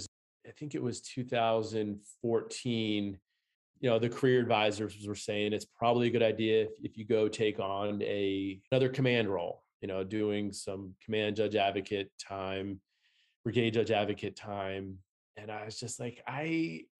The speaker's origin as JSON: {"language": "English", "region": "Maryland", "country": "United States", "tie": "born or raised there", "moved": "as an adult", "lives_now": "Minnesota, United States", "said": "I grew up in the Maryland area, went to school at Loyola for undergrad, went to the University of Baltimore for law school"}